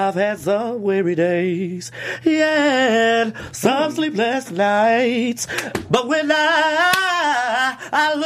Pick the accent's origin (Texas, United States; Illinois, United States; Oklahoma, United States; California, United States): Texas, United States; Dallas; moved away as an adult; now in Los Angeles, United States; I've been in L.A. for about 3 years now. It has been an adjustment because I'm from the South, you know, very Bible Belt, Texas, Dallas